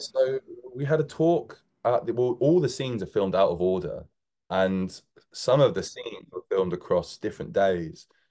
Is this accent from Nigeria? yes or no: no; United Kingdom; moved away as an adult; now in London, United Kingdom; We're just on the suburb of London